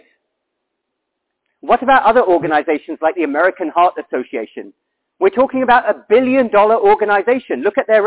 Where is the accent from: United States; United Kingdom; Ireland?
United Kingdom; I'm from the United Kingdom.